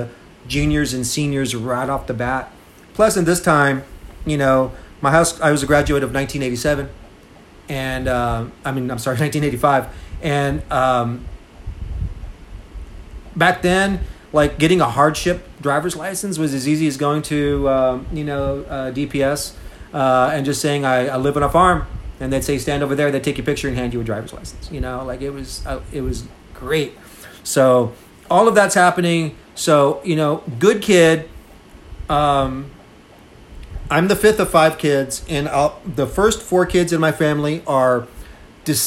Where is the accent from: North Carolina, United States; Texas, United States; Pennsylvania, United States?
Texas, United States; Seguin; also born or lived in Austin, Texas; I'm from Seguin, Texas. I went my first year of college to there in my hometown.